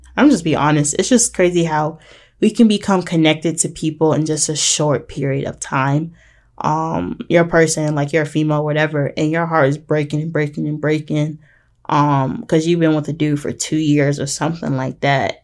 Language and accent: English; Portsmouth, Virginia, United States; my hometown, which is Portsmouth in Virginia